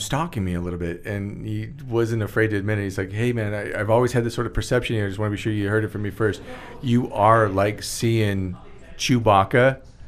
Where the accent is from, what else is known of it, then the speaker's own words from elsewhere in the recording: Stockton, California, United States; moved away; also born or lived in Bakersfield, California / San Diego, California / Los Angeles, California; I was born in Stockton, California